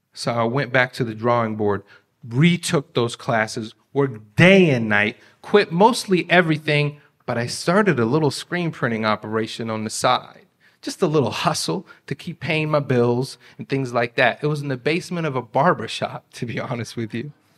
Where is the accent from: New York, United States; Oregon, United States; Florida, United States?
Oregon, United States; Beaverton; English is a second language; I grew up in Beaverton